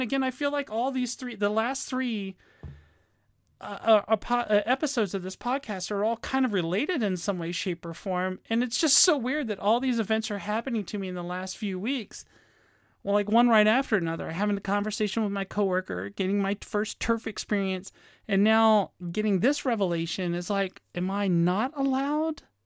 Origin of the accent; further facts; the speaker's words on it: Virginia, United States; moved away; my home state of Virginia